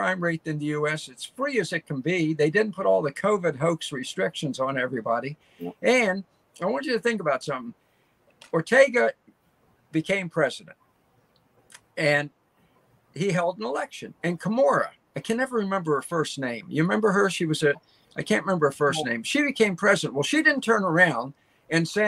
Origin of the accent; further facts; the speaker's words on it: Baltimore, Maryland, United States; also born or lived in Williamsport, Maryland; I grew up in Baltimore City, but before we lived in a little town called Williamsport, Maryland, right? Before we moved to the big city